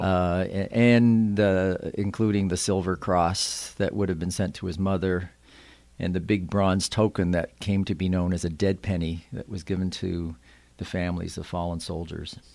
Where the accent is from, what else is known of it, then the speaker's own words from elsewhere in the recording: Yarmouth, Nova Scotia, Canada; I grew up on the Wyman Road just outside of town